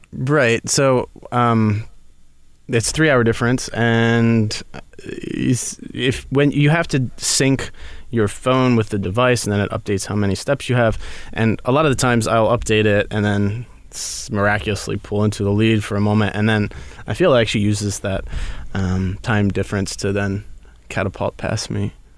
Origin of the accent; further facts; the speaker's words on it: Baltimore, Maryland, United States; I'm from Baltimore